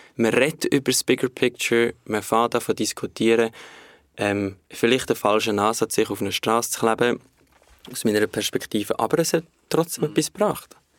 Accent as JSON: {"language": "German", "country": "Switzerland", "said": "wir in der Schweiz"}